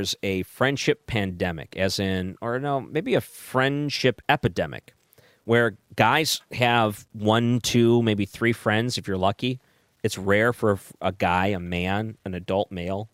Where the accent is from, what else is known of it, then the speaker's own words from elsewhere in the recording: Michigan, United States; moved away; I grew up in Michigan